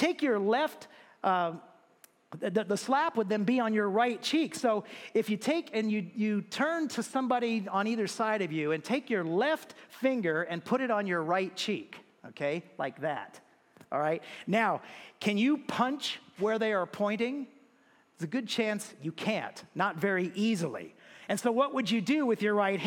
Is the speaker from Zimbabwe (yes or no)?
no; United States; As an American